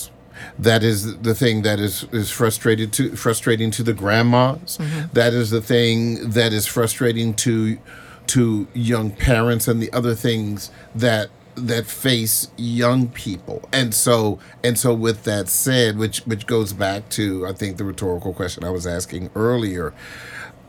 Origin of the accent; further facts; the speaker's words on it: Baltimore, Maryland, United States; I'm from Baltimore